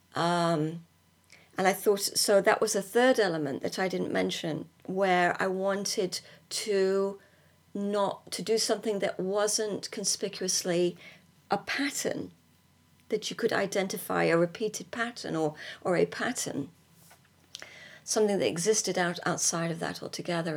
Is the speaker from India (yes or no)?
no; United Kingdom; moved away as an adult; also born or lived in California; as British people